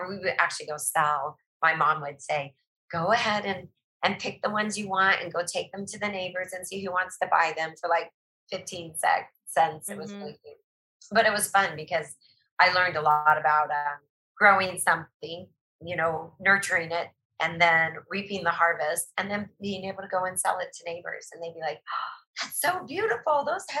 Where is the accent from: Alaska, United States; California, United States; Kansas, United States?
Alaska, United States; Eagle River; country of Eagle River, which is just north of Anchorage. And we grew up on a farm.